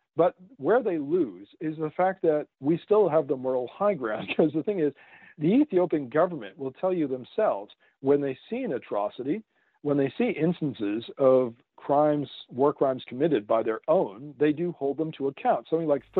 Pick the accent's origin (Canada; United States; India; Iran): Canada; I'm a Canadian. Yeah. So I've lived next to this elephant all my life